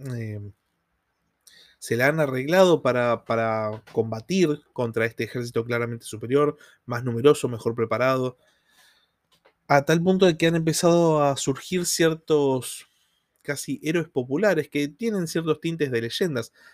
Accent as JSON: {"language": "Spanish", "country": "Argentina"}